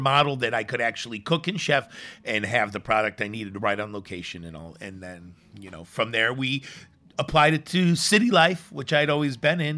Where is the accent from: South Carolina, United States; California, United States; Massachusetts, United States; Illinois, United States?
Illinois, United States; Chicago; moved away; I grew up in the city. I grew up in Chicago